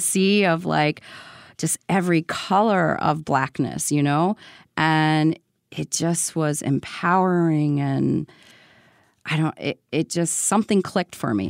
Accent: Baltimore, Maryland, United States; also born or lived in Richmond, Virginia; I was born in Richmond, Virginia, so that first seven years of my life was Southern, uh, small community. And then from there, moved to Baltimore

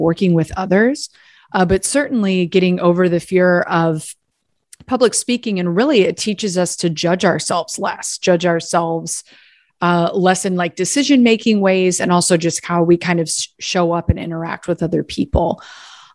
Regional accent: Gainesville, Florida, United States; moved away as an adult; also born or lived in New York / Washington, D.C.; I was born and raised here in Gainesville

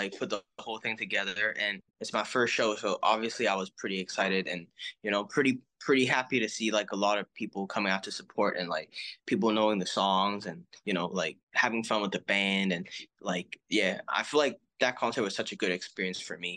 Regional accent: Hong Kong; I'm from Hong Kong

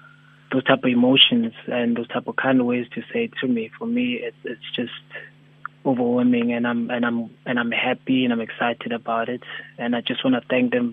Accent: Soweto, Gauteng, South Africa; we grew up in Soweto

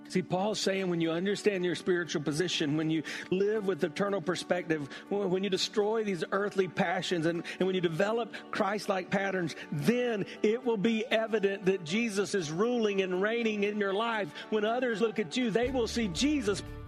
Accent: South Carolina, United States; when I was growing up in South Carolina

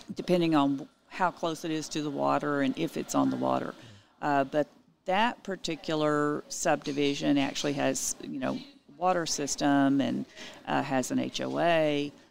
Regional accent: Utopia, Texas, United States; also born or lived in San Antonio / Dallas / Memphis, Tennessee; I grew up in Utopia. I left at 18 to go to college

